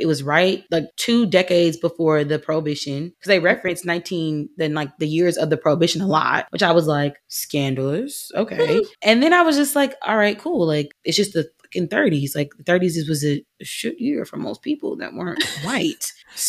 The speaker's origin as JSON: {"language": "English", "region": "Georgia", "country": "United States", "tie": "born or raised there", "moved": "yes", "lives_now": "California, United States"}